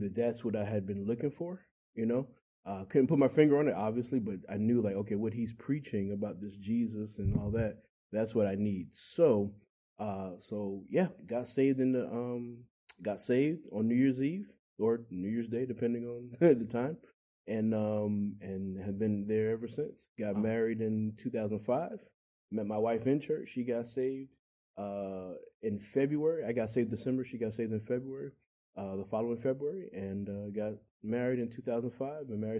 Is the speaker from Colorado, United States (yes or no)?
no; Englewood, New Jersey, United States; moved away as an adult; also born or lived in Texas; now in Virginia, United States; I grew up in Englewood, Teaneck, and Hackensack